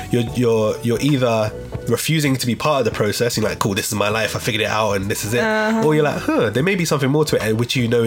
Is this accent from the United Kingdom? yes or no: yes; London, United Kingdom; growing up in St. Raffles Estate, that's where I'm from